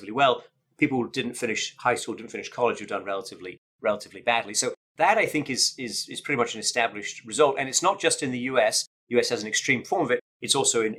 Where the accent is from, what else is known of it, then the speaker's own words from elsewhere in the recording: Sheffield, Yorkshire and the Humber, United Kingdom; I'm from Sheffield